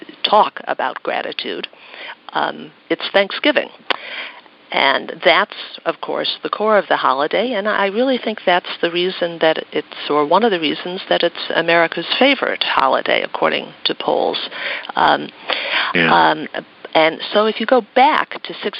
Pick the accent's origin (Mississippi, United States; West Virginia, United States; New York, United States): New York, United States; Buffalo; I'm from Buffalo, New York